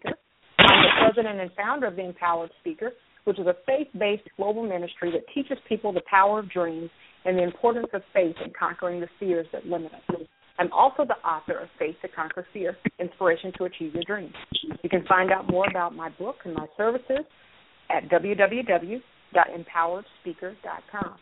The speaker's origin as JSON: {"language": "English", "region": "North Carolina", "country": "United States", "tie": "born or raised there", "said": "I grew up in North Carolina"}